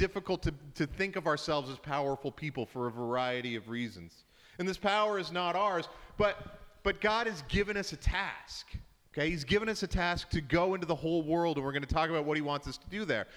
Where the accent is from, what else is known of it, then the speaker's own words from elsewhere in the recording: Canada; now in Edmonton, Canada; we're very Canadian